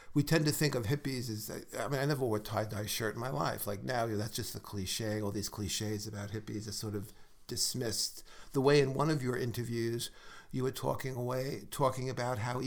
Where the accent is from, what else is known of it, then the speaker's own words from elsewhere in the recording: New York City, New York, United States; my white neighborhood didn't have where I grew up in Brooklyn.